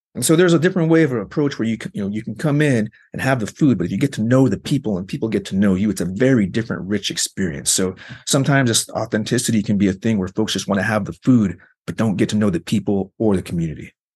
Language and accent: English; Arizona, United States; I grew up in Arizona, and they do a number on making you hate yourself as a Mexican